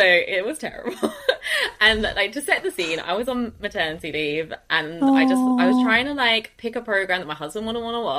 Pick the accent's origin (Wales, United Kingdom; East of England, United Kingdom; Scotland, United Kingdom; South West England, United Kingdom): East of England, United Kingdom; Chelmsford; I am from Chelmsford. Which is just outside London.